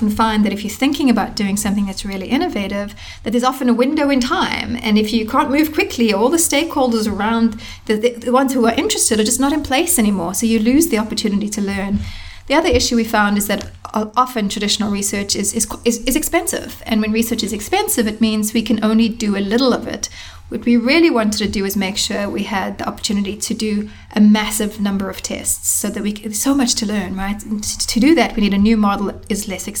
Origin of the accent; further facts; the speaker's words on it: South Africa; now in United States; I am originally from South Africa